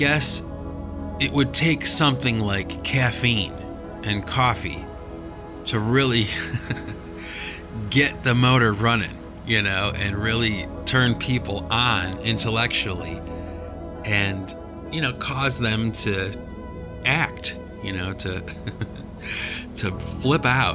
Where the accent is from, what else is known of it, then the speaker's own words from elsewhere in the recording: United States; we're American, we drink coffee.